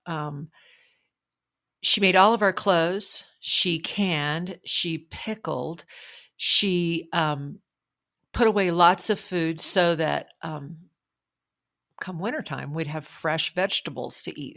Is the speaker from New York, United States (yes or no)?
no; Logan, New Mexico, United States; the kids in my hometown school of Logan